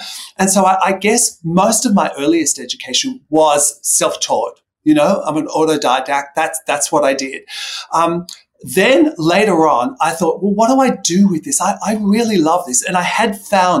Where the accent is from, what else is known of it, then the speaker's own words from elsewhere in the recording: Australia; I grew up in Australia, where, as you know, the sun is very, very harsh.